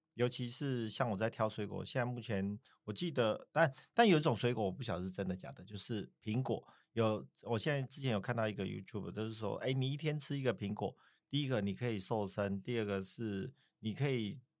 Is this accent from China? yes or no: no; southern Taiwan, Taiwan; moved away; 以前小时候在南部长大嘛